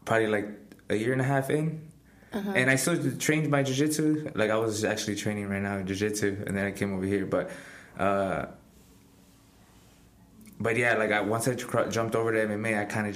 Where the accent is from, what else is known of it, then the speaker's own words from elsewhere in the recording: Pharr, Texas, United States; I fight professionally and I'm from Far, Texas